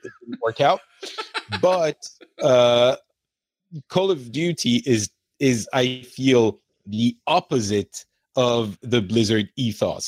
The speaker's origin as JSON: {"language": "English", "country": "France", "also_born_or_lived": "Lebanon", "moved": "yes", "said": "I feel like I'm more from France"}